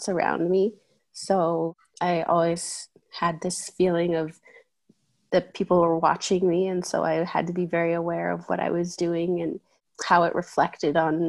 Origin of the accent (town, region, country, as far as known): Ephraim, Utah, United States; born or raised there; also born or lived in Georgia